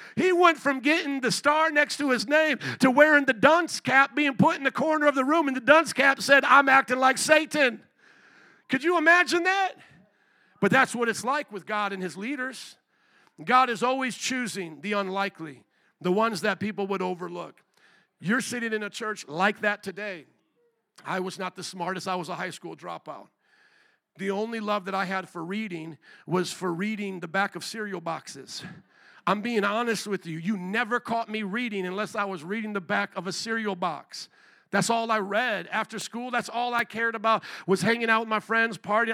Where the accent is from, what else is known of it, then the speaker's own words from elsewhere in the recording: Indiana, United States; moved away as an adult; also born or lived in New Orleans, Louisiana; now in Chicago, United States; was born and raised in Indiana to 18, went to Bible college in New Orleans, and then pastored there